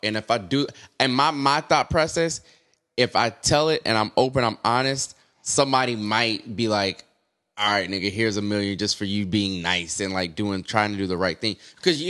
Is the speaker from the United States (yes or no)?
yes; the South, United States; I can't get down with y'all strip clubs up here, though. I'm from the South.